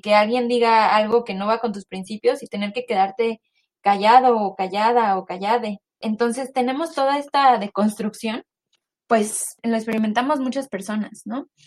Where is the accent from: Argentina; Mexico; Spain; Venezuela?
Mexico; moved away as an adult; now in United States; soy una mexicana viviendo en Estados Unidos desde hace cuatro años